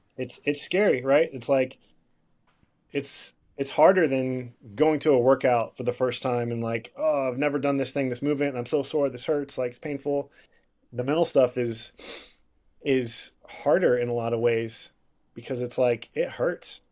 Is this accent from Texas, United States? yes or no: yes; Houston, Texas, United States; I grew up breakdancing in Houston